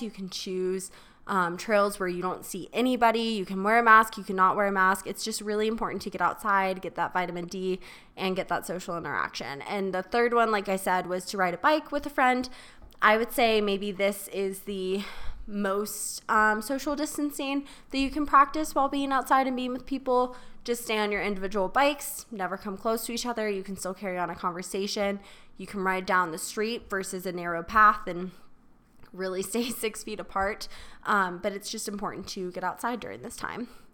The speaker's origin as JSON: {"language": "English", "town": "Charleston", "region": "South Carolina", "country": "United States", "tie": "born or raised there", "moved": "yes", "said": "my hometown in Charleston"}